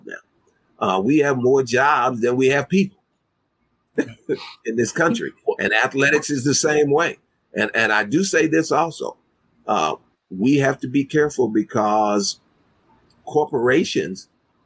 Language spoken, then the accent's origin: English; Kansas City, Missouri, United States; My hometown. Born and raised here.